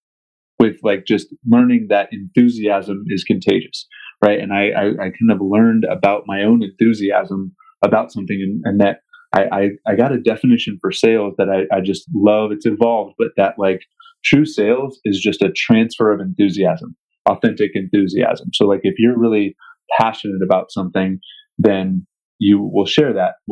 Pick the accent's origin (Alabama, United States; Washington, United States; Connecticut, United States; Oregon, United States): Washington, United States; King County, Western; I'm originally from Eastern Washington, but grew up in Western Washington in King County